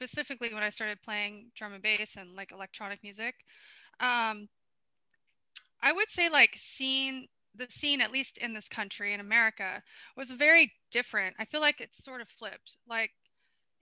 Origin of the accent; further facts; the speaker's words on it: Florida, United States; also born or lived in Bronx, New York City; I'm from Florida